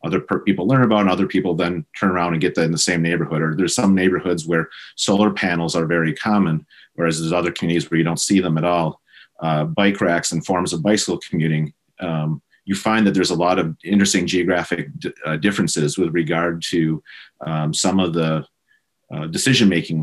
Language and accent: English; Wisconsin, United States; moved away; I grew up in Wisconsin. Probably the easiest way for podcast listeners to have a general sense of where I'm from is probably about 90 miles north and northwest of Chicago. And I grew up in a rural farming community